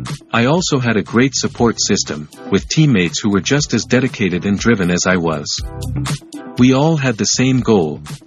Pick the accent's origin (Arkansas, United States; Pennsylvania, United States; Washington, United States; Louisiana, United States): Louisiana, United States; West Monroe; Well, I was born and raised in West Monroe, Louisiana.